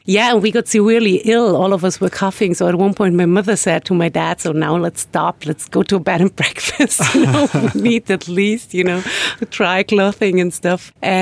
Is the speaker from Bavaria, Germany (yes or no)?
yes; Munich, Bavaria, Germany; moved away as an adult; now in Dublin, Ireland; I come from Munich, yeah, Bavaria.